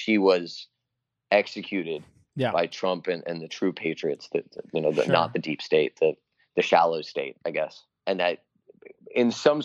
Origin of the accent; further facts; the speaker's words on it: Washington, District of Columbia, United States; I grew up near Comet Ping Pong and went there a lot